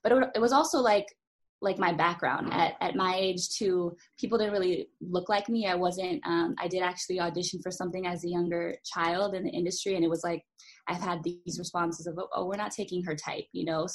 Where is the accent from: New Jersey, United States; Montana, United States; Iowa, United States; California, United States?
California, United States; Los Angeles; a young child growing up